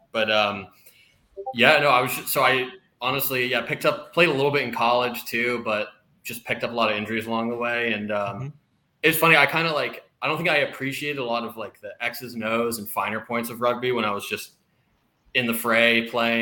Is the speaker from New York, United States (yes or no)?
no; Northern Virginia, United States; now in Houston, United States; I'm actually from the Northern Virginia area.